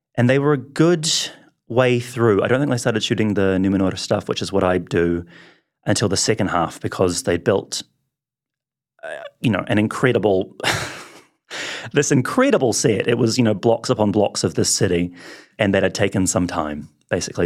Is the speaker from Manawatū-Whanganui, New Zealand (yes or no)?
no; Wellington, New Zealand; I grew up in Wellington